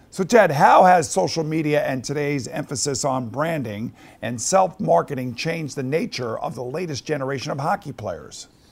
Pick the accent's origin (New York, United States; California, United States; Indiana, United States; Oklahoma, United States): New York, United States; Long Island; I am from Long Island.